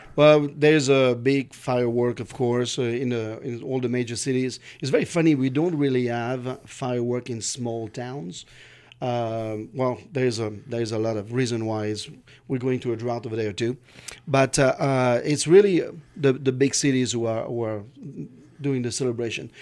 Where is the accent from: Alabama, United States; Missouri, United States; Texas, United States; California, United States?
California, United States; I'm from California